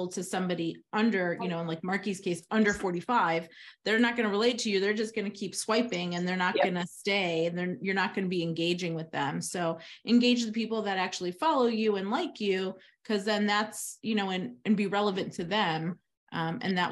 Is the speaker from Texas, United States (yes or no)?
no; Lincolnwood, Illinois, United States; Lincolnwood, where's that? Well, that's where I grew up. It's in Illinois